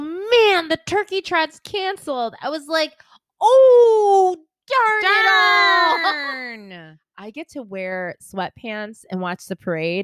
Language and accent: English; Rochester, New York, United States; I'm from Rochester.